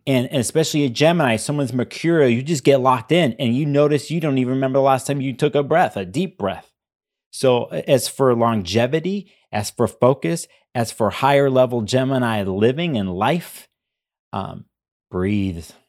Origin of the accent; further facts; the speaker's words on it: Chicago, Illinois, United States; I grew up in Chicago